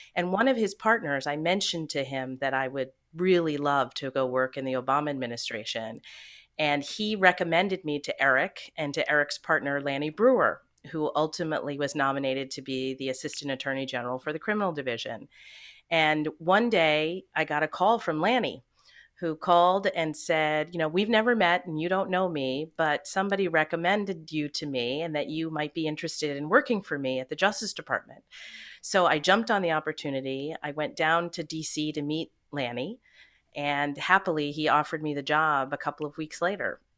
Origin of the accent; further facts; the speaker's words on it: suburbs of New York City, United States; also born or lived in Canada; we moved to the suburbs of New York City when I was five years old, and I've lived here ever since